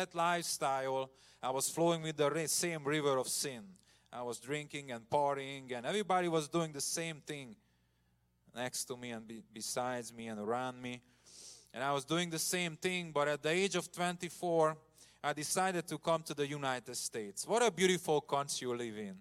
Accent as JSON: {"language": "English", "town": "Komárom", "region": "Komárom-Esztergom", "country": "Hungary", "tie": "born or raised there", "said": "I grew up in a communist country. Hungary was in communism until 1990. I remember Russian soldiers in my hometown"}